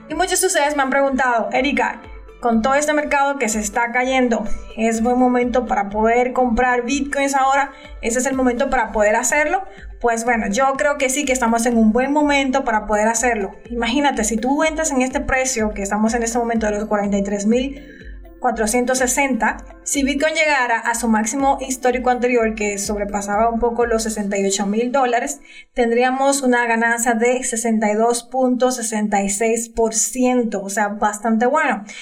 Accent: Dominican Republic; de República Dominicana

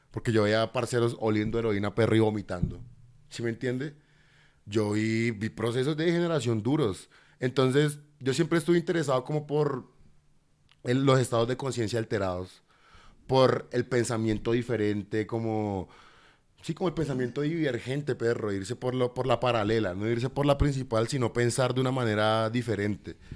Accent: Cartagena, Bolívar, Colombia; born there; also born or lived in Buenos Aires / Bogotá; Yo, yo nací en Cartagena. A los tres años de Cartagena me fui para Buenos Aires, porque mi mamá se especializó en pediatría en Buenos Aires.

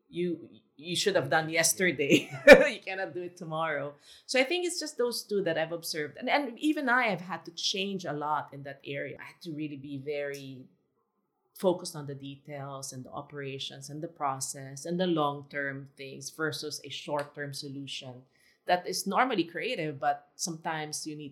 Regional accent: Philippines; also born or lived in Singapore; now in Shanghai, China; us being Filipino

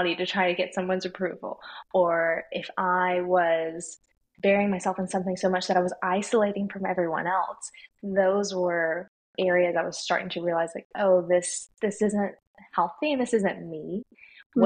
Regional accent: the Bible Belt, United States; I was raised in the Bible Belt where we talked about Jesus

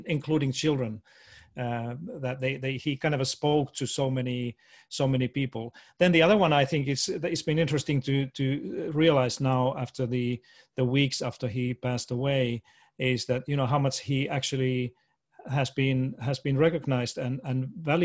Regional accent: Finland; moved away as an adult; also born or lived in Washington, D.C. / Boston; I was born and raised in Finland, went through all the schooling and did all my university studied.

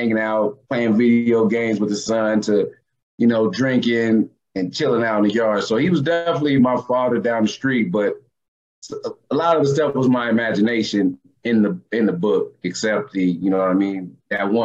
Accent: Oceanside, California, United States; moved away as an adult; also born or lived in San Diego, California / Columbus; I'm from San Diego, California

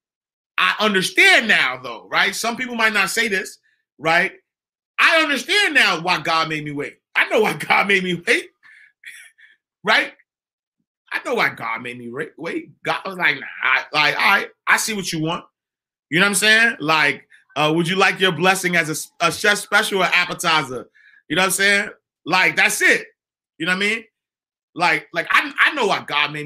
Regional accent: New York City, New York, United States; I'm from 129th Street and 8th Avenue. I'm from the St. Nicholas Project.

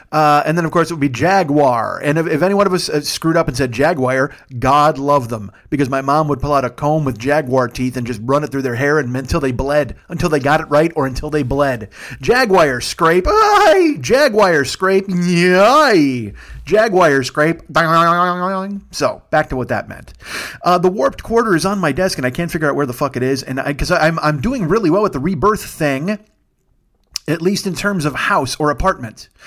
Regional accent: Kitchener, Ontario, Canada; But I'm still Canadian. I, I, I left my heart in Kitchener, Ontario.

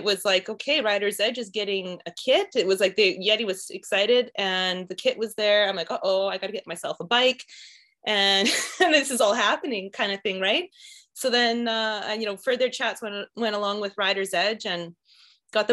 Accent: Saskatchewan, Canada; moved away as an adult; the way I grew up in Saskatchewan

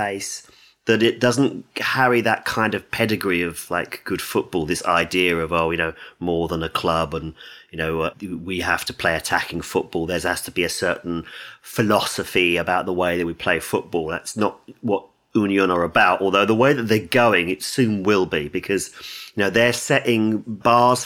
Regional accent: England, United Kingdom; as an Englishman

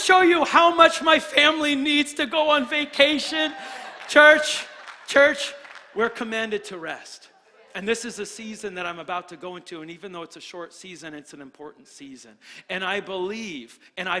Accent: New Hampshire, United States; now in Florida, United States; I'm from New Hampshire.

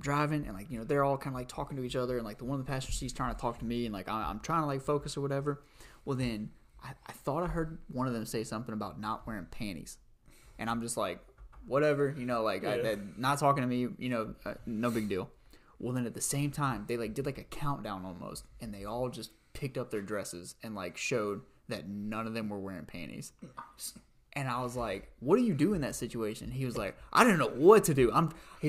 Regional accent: Louisiana, United States; I'm from Louisiana

